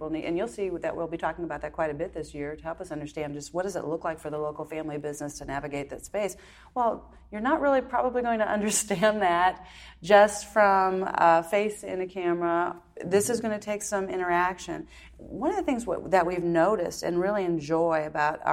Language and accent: English; Wisconsin, United States; moved away; also born or lived in Texas; we grew up in Wisconsin